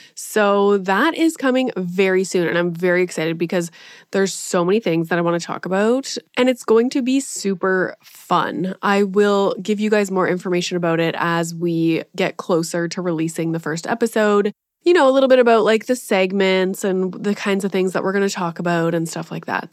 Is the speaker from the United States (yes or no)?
no; Canada; being Canadian